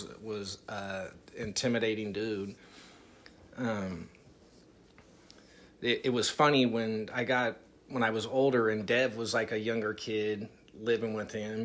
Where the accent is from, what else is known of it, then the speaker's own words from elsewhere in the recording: Rodeo, California, United States; growing up in Rodeo